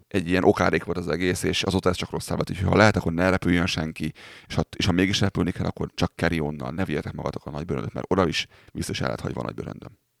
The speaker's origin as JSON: {"language": "Hungarian", "region": "Pest", "country": "Hungary", "tie": "born or raised there", "moved": "as an adult", "said": "Kimentem szülővárosomba, Budapest mellé"}